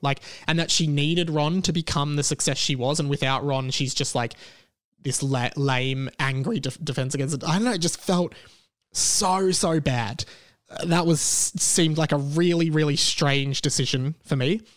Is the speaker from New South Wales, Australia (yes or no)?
no; Melbourne, Victoria, Australia; here in my hometown of Melbourne